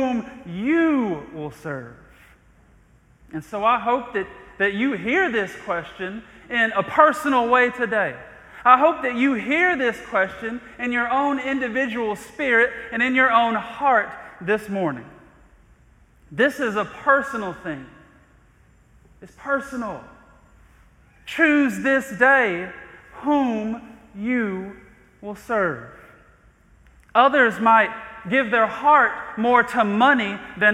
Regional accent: Athens, Georgia, United States; I remember growing up on the east side of Athens and walking into my home, neighborhood called Chamberlain

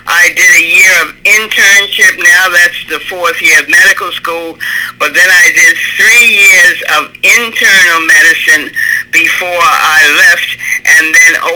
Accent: New York City, New York, United States; also born or lived in New Jersey; I grew up in New York City. My family, both parents were from Jamaica and the West Indies, but I grew up in New York City.

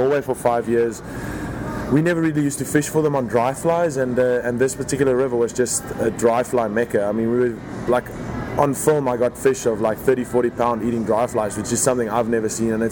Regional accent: South Africa; moved away as an adult; Born and raised in South Africa

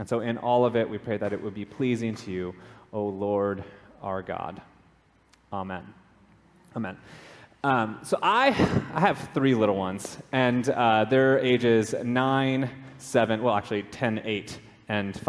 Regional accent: Minnesota, United States; moved away as an adult; also born or lived in California / Raleigh-Durham, North Carolina; now in Hawaii, United States; I grew up in Minnesota

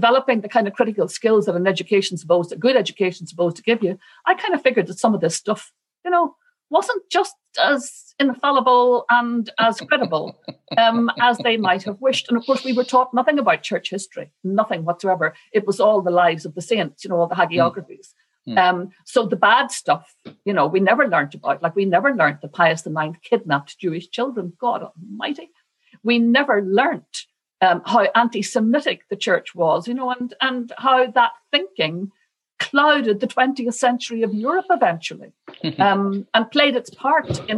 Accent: Northern Ireland, United Kingdom; I grew up in a place where Catholics were undoubtedly the underdogs and the second-class citizens

